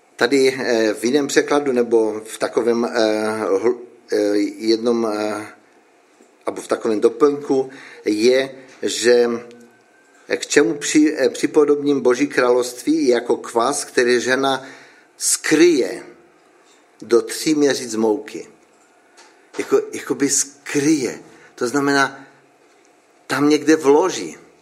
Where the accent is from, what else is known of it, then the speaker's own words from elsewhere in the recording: Frýdek-Místek, Moravian-Silesian Region, Czechia; já nejsem z Frýdku, já jsem z Místku.